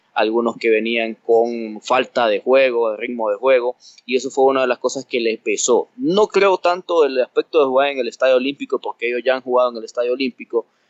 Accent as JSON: {"language": "Spanish", "country": "Honduras", "said": "para nosotros como hondureños"}